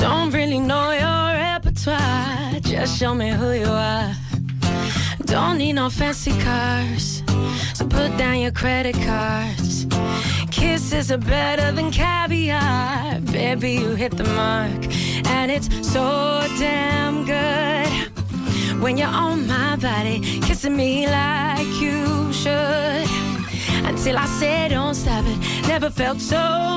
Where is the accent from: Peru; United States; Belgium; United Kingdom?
United Kingdom; London; Being a Londoner